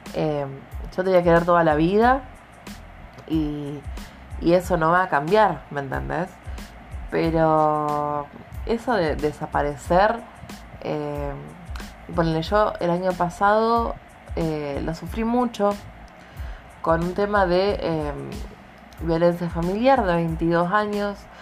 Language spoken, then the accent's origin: Spanish; Argentina; Como buena argentina que soy.